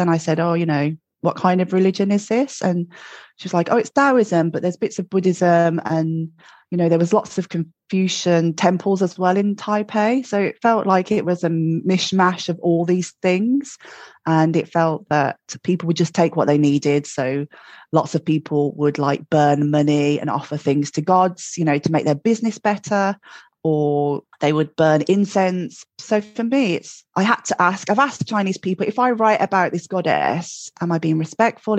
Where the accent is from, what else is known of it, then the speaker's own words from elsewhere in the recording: Birmingham, West Midlands, United Kingdom; now in Glasgow, United Kingdom; I'm in Glasgow, but I'm from Birmingham, as you can probably tell from my accent. And uh, born and bred in Birmingham, I grew up with uh, my parents, Ron and Jean